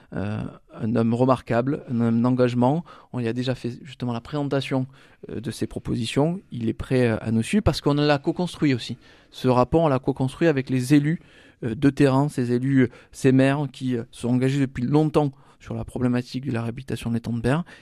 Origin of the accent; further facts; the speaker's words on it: Salon-de-Provence, Provence-Alpes-Côte d'Azur, France; je suis de Salon de Provence